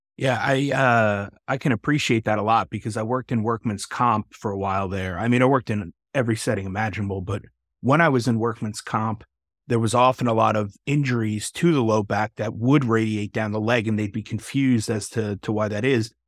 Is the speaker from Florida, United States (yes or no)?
no; Texas, United States; another fellow Texan